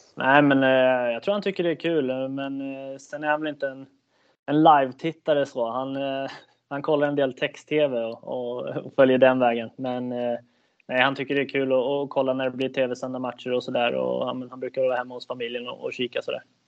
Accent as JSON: {"language": "Swedish", "town": "Södertälje", "region": "Stockholm County", "country": "Sweden", "tie": "born or raised there", "moved": "as an adult", "lives_now": "Kalmar, Sweden", "said": "jag född och uppväxt i Södertälje"}